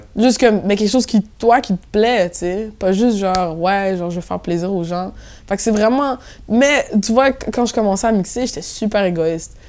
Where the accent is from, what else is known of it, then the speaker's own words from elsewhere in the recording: Montreal, Quebec, Canada; accent: Québécois; moved away as an adult; now in Brussels, Belgium; j'ai grandi à Montréal-Nord.